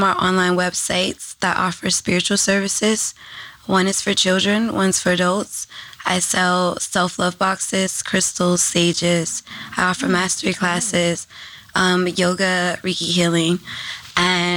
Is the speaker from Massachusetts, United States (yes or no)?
no; New Orleans, Louisiana, United States; I'm from New Orleans.